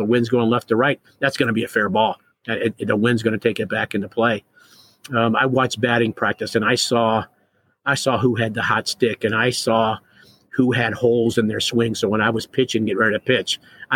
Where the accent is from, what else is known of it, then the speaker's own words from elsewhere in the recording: Ohio, United States; growing up in Ohio